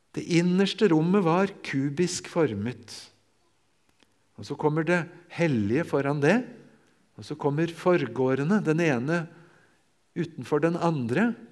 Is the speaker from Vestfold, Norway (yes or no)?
yes; near Larvik, Vestfold, Norway; jeg får si hjemme i Vestfold, ved Larvik